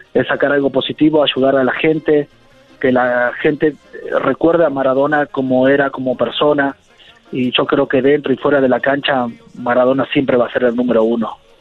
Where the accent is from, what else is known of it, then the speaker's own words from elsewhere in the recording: Argentina; como argentino